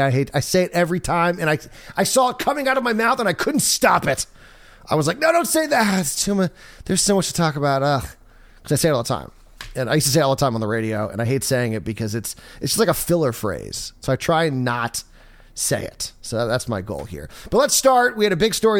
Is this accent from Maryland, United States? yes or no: yes; Maryland, United States; moved away; I'm from Maryland